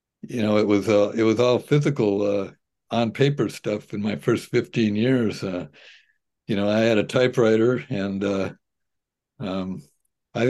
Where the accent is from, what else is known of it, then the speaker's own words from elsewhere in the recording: Pasadena, California, United States; moved away as an adult; now in Santa Barbara, United States; where I grew up was right near the Rose Bowl